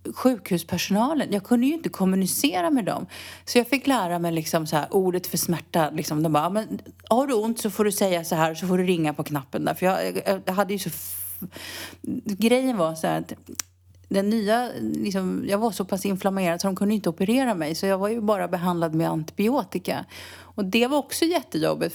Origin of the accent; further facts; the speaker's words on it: Sweden; now in Spain; jag var svensk